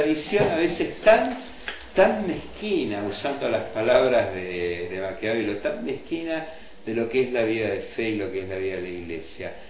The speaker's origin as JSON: {"language": "Spanish", "country": "Argentina", "said": "a los argentinos nos atraviesa completamente"}